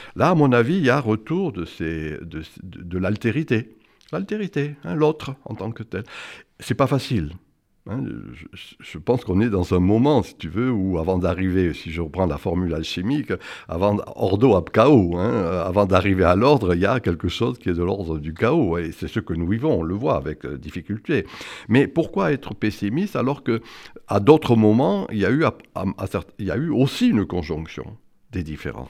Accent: the South, southern France, France; now in Paris, France; je suis du Sud et que j'aime le cassoulet

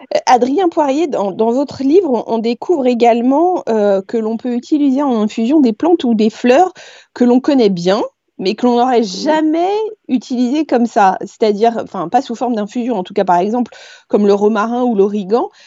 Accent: Paris, Île-de-France, France; quand on est parisien

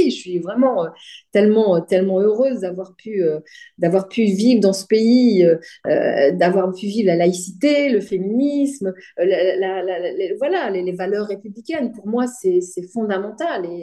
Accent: France; also born or lived in Tunisia; Donc, moi, quand j'arrive en France, dans les cours de récréation, quand je dis. Euh, je suis française

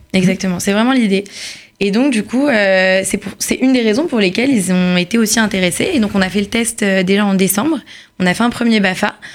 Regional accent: Paris, Île-de-France, France; now in Israel; je suis née à Paris

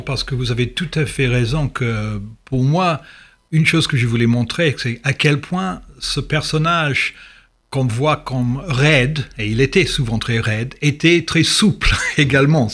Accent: England, United Kingdom; French is a second language; also born or lived in Swansea, Wales / London; en tant qu'anglais

